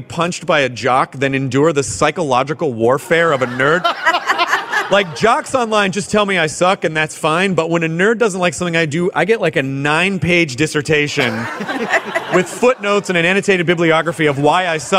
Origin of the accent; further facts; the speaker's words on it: the South, United States; I grew up in the South.